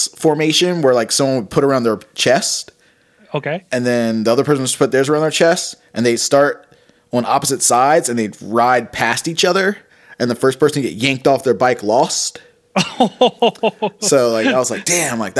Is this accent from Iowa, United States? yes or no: no; Richmond, Virginia, United States; I grew up in like the West End of Richmond